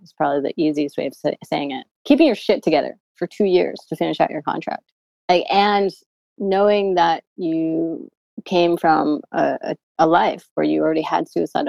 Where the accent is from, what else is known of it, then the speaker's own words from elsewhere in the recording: New York City, New York, United States; I've never lived any other place besides New York City.